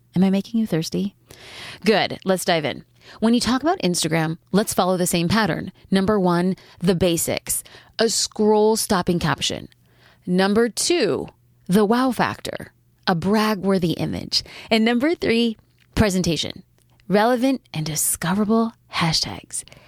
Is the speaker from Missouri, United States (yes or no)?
no; Newport Beach, California, United States; my hometown, which would be hashtag cafe gratitude Newport Beach